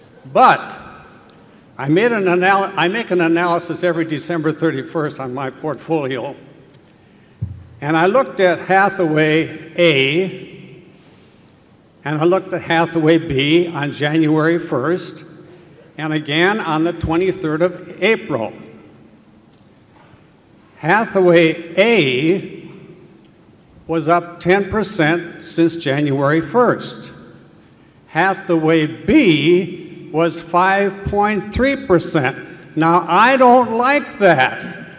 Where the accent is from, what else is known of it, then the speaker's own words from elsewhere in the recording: Santa Barbara, California, United States; I'm from Santa Barbara, California.